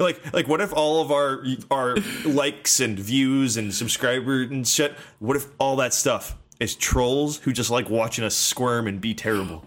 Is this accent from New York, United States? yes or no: no; Santa Barbara, California, United States; moved away as an adult; now in Los Angeles, United States; my hometown, Santa Barbara